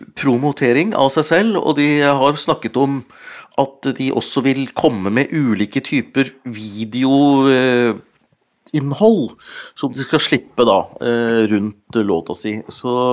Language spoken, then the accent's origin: Norwegian; Hunndalen, Innlandet, Norway; faren min vant jo TV på bingo hjemme i Hunndalen. Så vi var de første som, hadde TV hjemme i Hunndalen